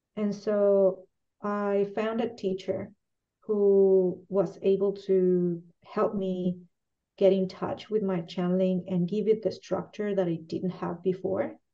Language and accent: English; Mexico; moved away as an adult; now in Chile; I'm originally from Mexico and I've been mm-hmm. living here for 19 years